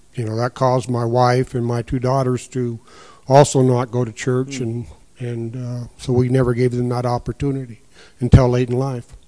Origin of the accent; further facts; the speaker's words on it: Quincy, Washington, United States; also born or lived in Sunnyside, Washington; we moved to Quincy. Uh, it's where I grew up, went to school at, at Quincy until I graduated in 1969